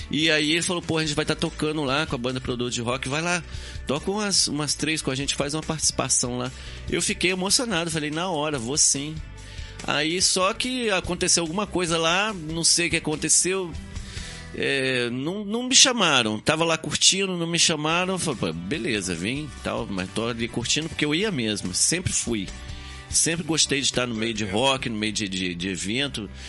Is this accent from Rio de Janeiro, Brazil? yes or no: yes; Itaperuna, Rio de Janeiro, Brazil; now in Campos dos Goytacazes, Brazil; na minha cidade Itapiruna, que é cidade natal minha, onde eu, onde eu nasci e cresci, que eu vim para Campos com 18 anos.